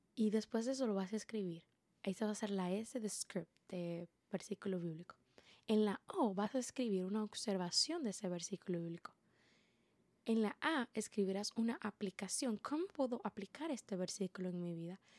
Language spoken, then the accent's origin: Spanish; Dominican Republic; como buena dominicana